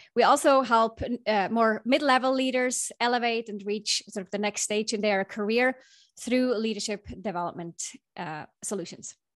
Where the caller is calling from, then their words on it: Bay Area, California, United States; I'm calling in from the Bay Area. I'm, about ten minutes north of the Golden Gate Bridge, in fact.